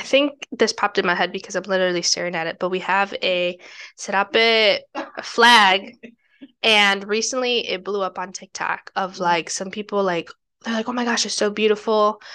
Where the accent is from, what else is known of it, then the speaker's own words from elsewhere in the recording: United States; the privilege aspect that I have growing up in the United States